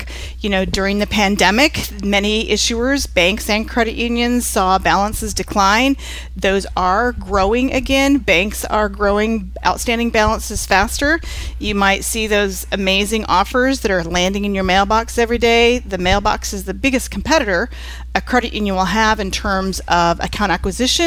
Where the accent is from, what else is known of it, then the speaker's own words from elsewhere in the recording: Lafayette, Indiana, United States; I live in the Midwest. I'm from Lafayette, Indiana, where Purdue University is